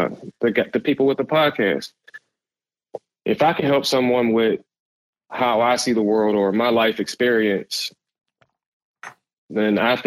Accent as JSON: {"language": "English", "town": "Pittsburgh", "region": "Pennsylvania", "country": "United States", "said": "I'm from Pittsburgh, Pennsylvania. I'm in Pittsburgh."}